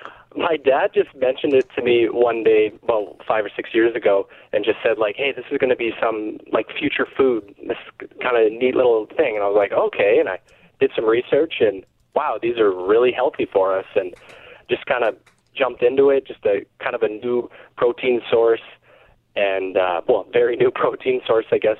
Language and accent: English; Miami, Manitoba, Canada; I grew up here my whole life